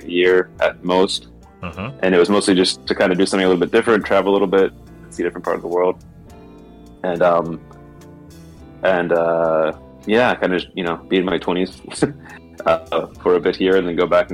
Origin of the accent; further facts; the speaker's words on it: United States; moved away as an adult; now in Osaka, Japan; I'm from the U.S. and from America